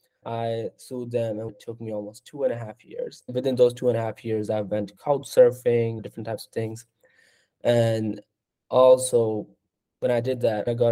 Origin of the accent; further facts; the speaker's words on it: Pakistan; now in United States; I'm from Pakistan